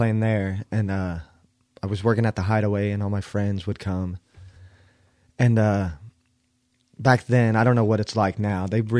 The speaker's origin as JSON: {"language": "English", "town": "Bethany", "region": "Oklahoma", "country": "United States", "said": "I'm from Bethany, Oklahoma. Pretty much Oklahoma City."}